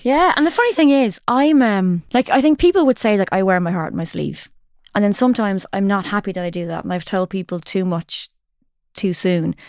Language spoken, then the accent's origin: English; Ireland; as Irish people